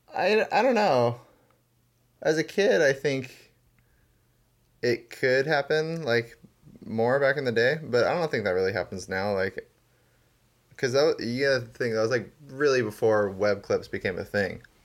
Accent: Maui, Hawaii, United States; I was born and raised on Maui

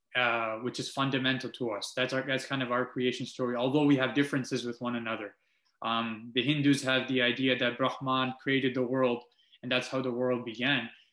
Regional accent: Multan, Punjab, Pakistan; now in Canada; I was born in Multan, Pakistan, um, which I can't shed away. And now here I am as a Canadian

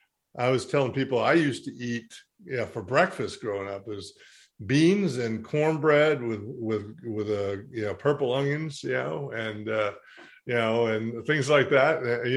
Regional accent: the Smokies, Southern Appalachia, United States; I grew up and was born and raised in the Smokies. My family came from a long time

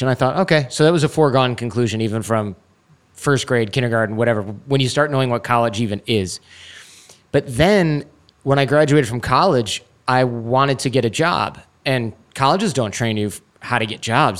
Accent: Troy, Michigan, United States; I grew up in Troy, Michigan

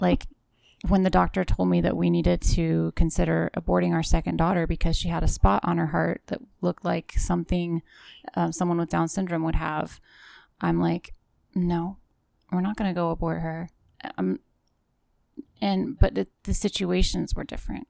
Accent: Western Pennsylvania, United States; I come from Western Pennsylvania, so there's lots of farm animals

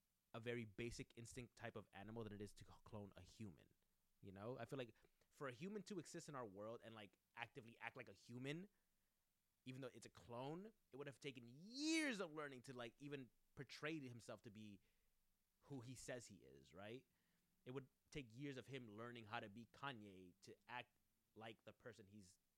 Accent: United States; I'm an American

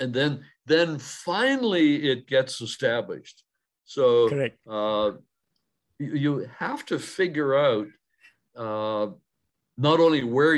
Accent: Canada; I'm a Canadian

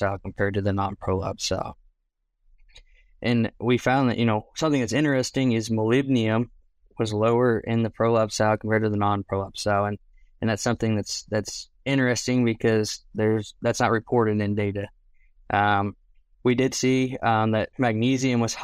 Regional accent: Maryland, United States; moved away as an adult; now in Oklahoma, United States; I'm originally from Maryland. I grew up 45 minutes from Baltimore and 45 minutes from Washington, D.C.

